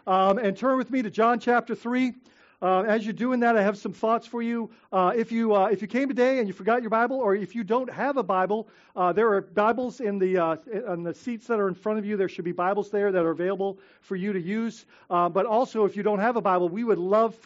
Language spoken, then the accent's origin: English; Bahamas; now in Florida, United States; growing up in the Bahamas